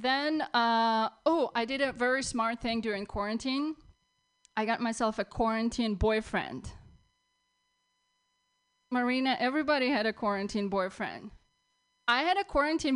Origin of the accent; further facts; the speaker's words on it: Russia; moved away as an adult; now in United States; I'm from Russia.